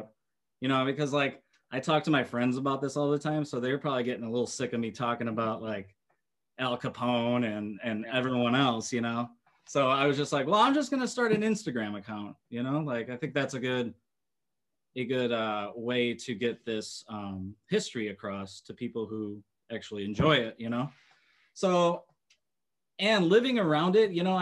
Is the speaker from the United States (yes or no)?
yes; Chicago, Illinois, United States; as a Chicagoan